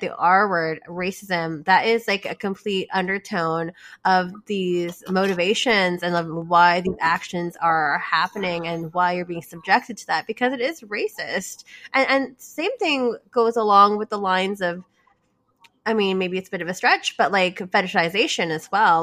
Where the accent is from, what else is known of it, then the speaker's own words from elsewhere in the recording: Canada; I was born here in Canada